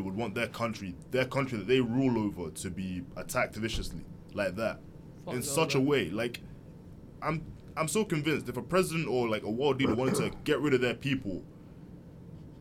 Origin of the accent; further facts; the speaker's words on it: United Kingdom; us as British people or British citizens